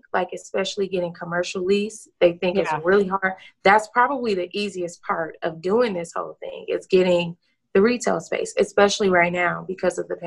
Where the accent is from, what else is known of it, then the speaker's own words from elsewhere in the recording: Los Angeles, California, United States; moved away as an adult; now in Henderson, United States; I am from Los Angeles, California. I moved here in 2013 in April